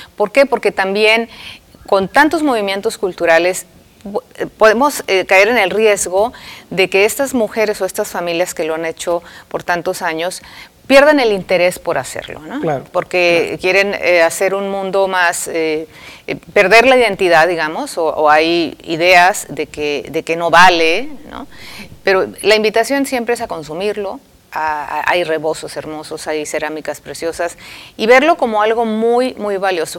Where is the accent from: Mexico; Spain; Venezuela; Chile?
Mexico